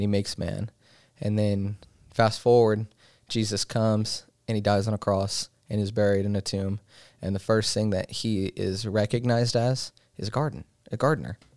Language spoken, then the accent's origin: English; Colorado, United States; moved away; I've been born and raised in Colorado